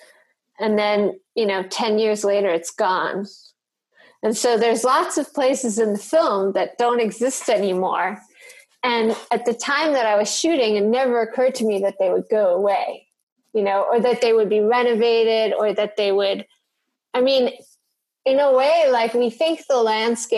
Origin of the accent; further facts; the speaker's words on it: New York, United States; moved away as an adult; also born or lived in Detroit; now in North Carolina, United States; I grew up in New York, and like half of the city doesn't look anything like what I grew up